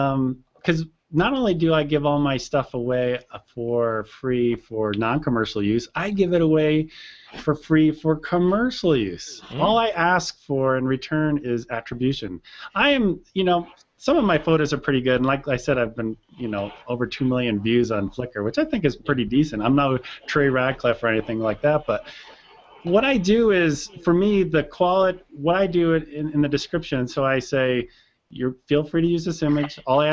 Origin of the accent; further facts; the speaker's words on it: East Coast, United States; I grew up on the East Coast. I know who Crazy Eddie is.